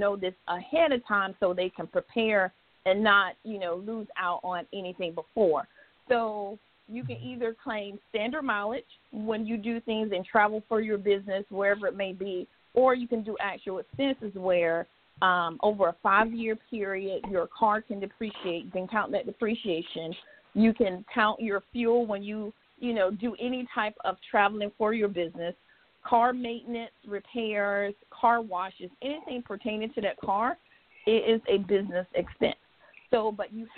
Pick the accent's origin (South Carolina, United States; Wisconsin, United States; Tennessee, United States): South Carolina, United States; Williston; I'm originally from Williston, South Carolina.